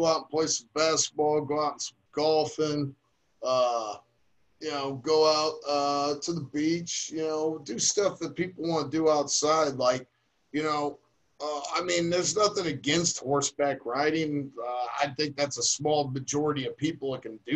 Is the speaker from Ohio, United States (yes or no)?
yes; Akron, Ohio, United States; I grew up in Akron